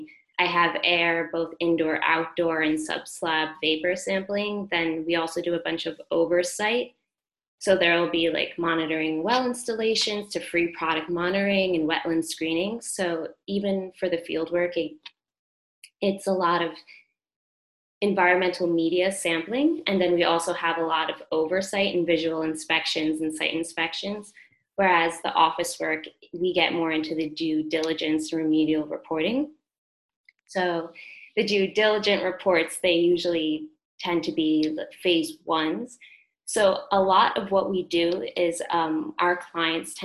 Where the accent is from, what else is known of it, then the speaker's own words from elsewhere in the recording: New York City, New York, United States; I grew up in Brooklyn